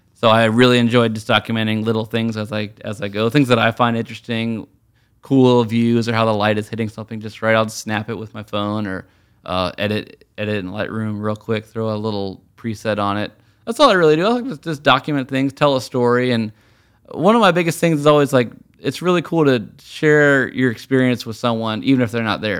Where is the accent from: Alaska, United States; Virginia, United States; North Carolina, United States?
Virginia, United States; Richmond; moved away; also born or lived in New York; being from Richmond in Virginia